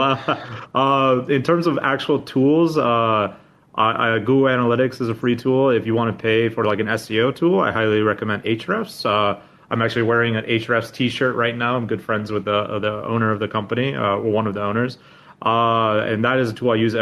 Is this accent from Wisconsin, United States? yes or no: no; Anchorage, Alaska, United States; moved away as an adult; now in Vietnam; born and raised in Alaska